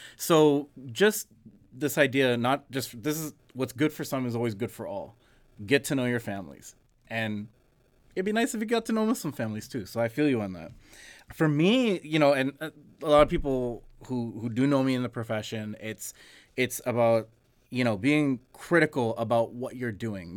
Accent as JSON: {"language": "English", "country": "Canada", "tie": "born or raised there", "said": "we're born and raised here"}